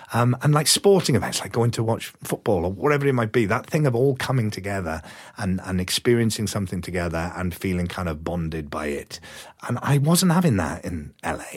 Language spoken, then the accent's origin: English; Wales, United Kingdom; moved away as an adult; also born or lived in London / United States; I moved from Wales to London to go to drama school